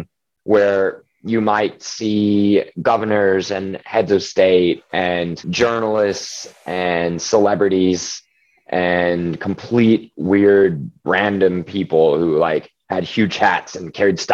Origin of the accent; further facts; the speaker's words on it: Oklahoma, United States; I'm from Oklahoma